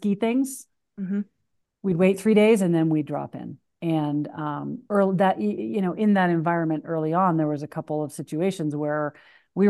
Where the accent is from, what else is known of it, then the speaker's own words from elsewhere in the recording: New Hampshire, United States; also born or lived in Seattle area; now in Ketchum, United States; I grew up in New Hampshire.